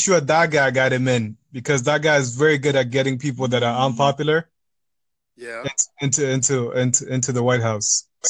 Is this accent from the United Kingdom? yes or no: no; Toronto, Ontario, Canada; I'm from Toronto, Canada.